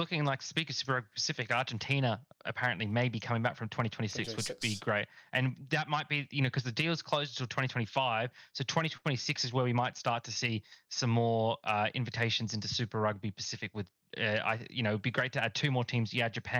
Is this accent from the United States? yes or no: no; Australia; obviously as an Australian fan, you know, I'm happy for Fiji.